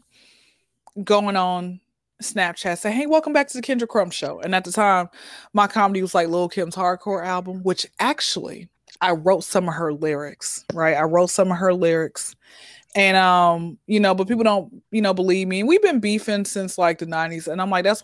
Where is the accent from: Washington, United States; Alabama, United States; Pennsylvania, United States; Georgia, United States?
Georgia, United States; Atlanta; I'm born and raised in Atlanta